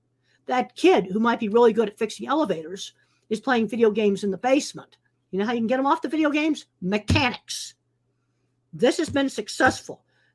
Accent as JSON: {"language": "English", "region": "East Coast", "country": "United States", "said": "I came from the East Coast. We didn't even have cattle there."}